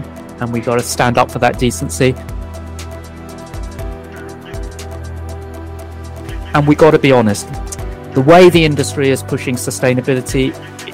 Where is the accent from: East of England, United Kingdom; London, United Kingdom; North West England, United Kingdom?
London, United Kingdom; Kingston upon Thames; also born or lived in Malawi / India; now in Brighton, United Kingdom; I did all my schooling in the UK, brought up in Kingston upon Thames in South London